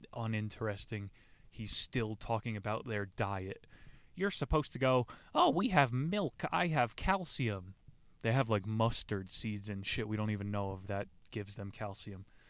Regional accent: United States; I'm some American mutt

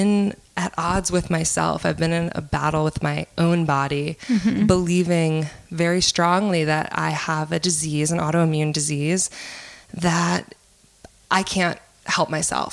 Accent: New Orleans, Louisiana, United States; I'm from here. I'm from New Orleans

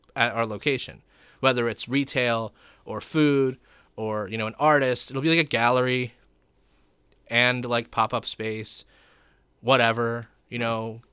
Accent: Gloucester Township, New Jersey, United States; I grew up in Gloucester Township.

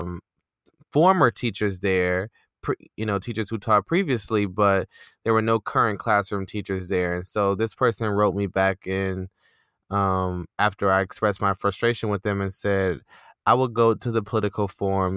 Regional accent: Detroit, Michigan, United States; moved away; I'm from Detroit

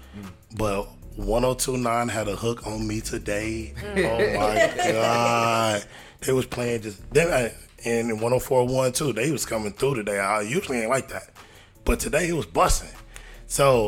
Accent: Midwest, United States; I'm from the Midwest

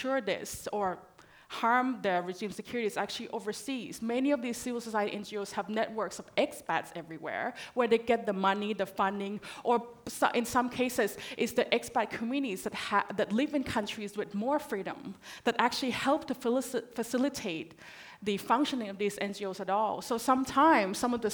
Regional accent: Thailand; now in Australia; I'm originally from Thailand

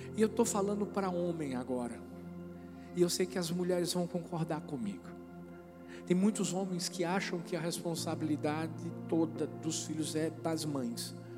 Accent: Brazil; eu sou brasileiro

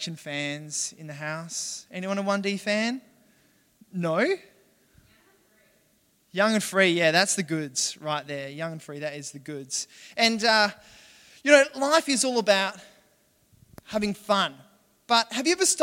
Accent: Western Australia, Australia; also born or lived in Perth; now in Adelaide, Australia; I'm from Western Australia, right, originally. I live in Adelaide

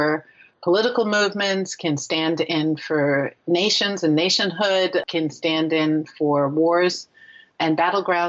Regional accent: Washington, District of Columbia, United States; moved away; also born or lived in Richmond, Virginia; the American History Museum at the Smithsonian, D.C., in my hometown

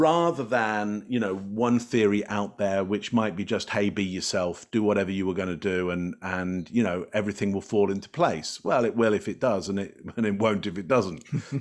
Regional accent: England, United Kingdom; moved away; I come from the U K originally, I'm English

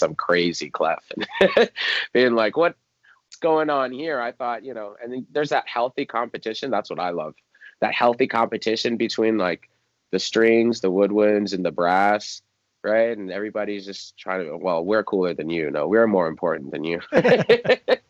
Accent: just outside of DC, Maryland, United States; I grew up in just outside of DC. So Maryland, DC area

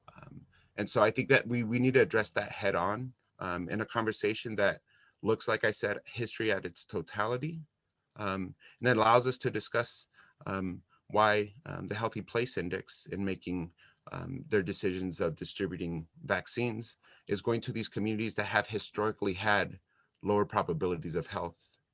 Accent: Santa Barbara, California, United States; also born or lived in Los Angeles / Texas; So I grew up here in Santa Barbara, California.

